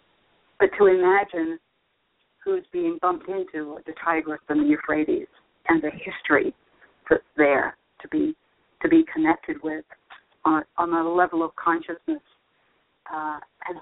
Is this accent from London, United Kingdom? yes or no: yes; London, United Kingdom; moved away as an adult; also born or lived in northern New Jersey / Washington, D.C. / Charlotte, North Carolina; now in Richmond, United States; I remember growing up in London playing with unexploded bombs the Germans had dropped.